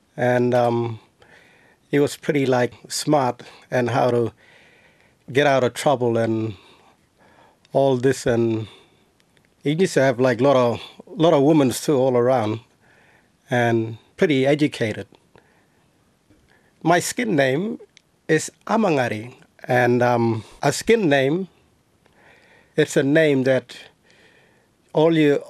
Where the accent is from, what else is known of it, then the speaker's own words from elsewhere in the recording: Kalumburu, Western Australia, Australia; I'm from Kalumburu community, the northeast Kimberley of Western Australia